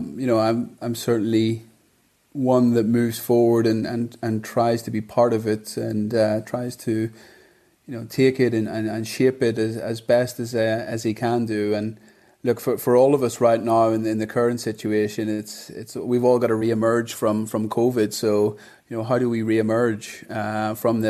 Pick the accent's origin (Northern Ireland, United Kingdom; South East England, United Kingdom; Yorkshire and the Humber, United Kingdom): Northern Ireland, United Kingdom; Bangor; moved away as an adult; also born or lived in England / London; now in Dubai, United Arab Emirates; I grew up in Bangor